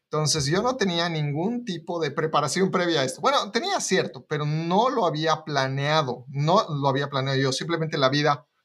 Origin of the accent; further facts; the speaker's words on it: Bolivia; now in United States; la forma en la que yo me mudé de Bolivia a Estados Unidos